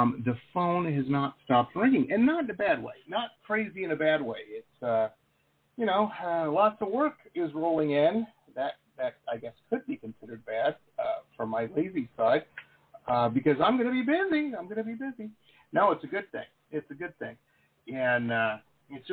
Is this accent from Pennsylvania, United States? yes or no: no; Detroit, Michigan, United States; I grew up in Detroit, so drove through Ohio many, many times